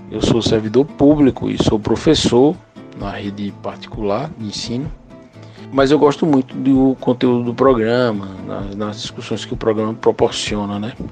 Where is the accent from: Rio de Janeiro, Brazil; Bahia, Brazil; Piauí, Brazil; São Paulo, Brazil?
Bahia, Brazil; Paulo Afonso; eu sou de Paulo Afonso, na Bahia